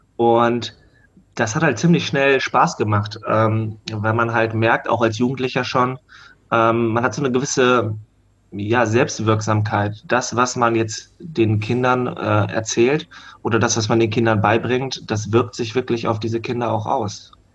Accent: Hanover, Lower Saxony, Germany; ich komme aus Hannover

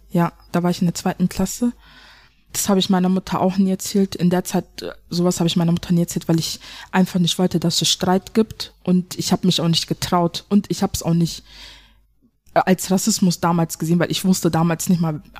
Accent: Germany; ich bin ja auch eine Deutsche. Ich habe einen deutschen Pass, ich bin ja auch eine Deutsche.

